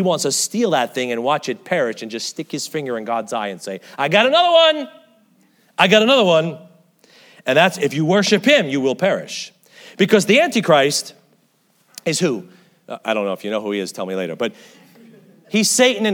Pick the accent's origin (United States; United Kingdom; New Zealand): United States; I guess I'm too American